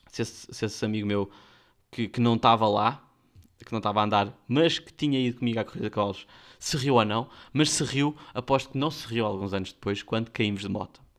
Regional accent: Guinea-Bissau; Nós somos da Guiné e até o Alentejo ainda é um puxão.

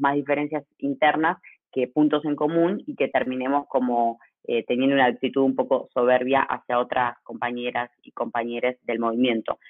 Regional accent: Argentina; soy argentina

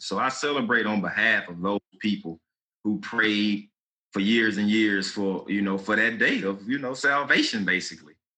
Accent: Baton Rouge, Louisiana, United States; I'm from Baton Rouge.

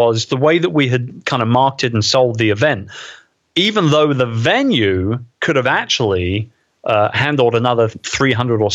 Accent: London, United Kingdom; my hometown, in the Queen Elizabeth II Convention Center, right opposite Westminster Abbey

